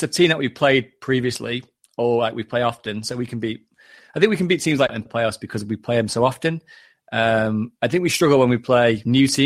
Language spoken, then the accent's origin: English; England, United Kingdom